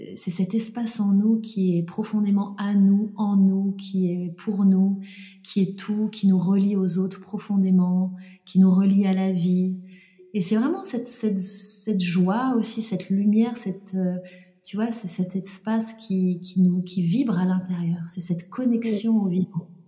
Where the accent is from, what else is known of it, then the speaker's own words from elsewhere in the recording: Jura, eastern France, Bourgogne-Franche-Comté, France; je suis née donc dans le Jura, dans l'est de la France, dans une petite ville, euh, dans un environnement euh, euh voilà plutôt rural